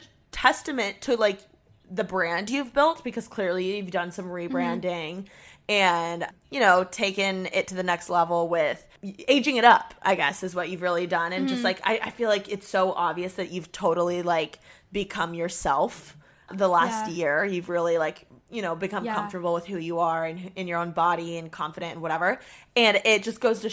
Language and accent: English; Indiana, United States; moved away; I'm from Indiana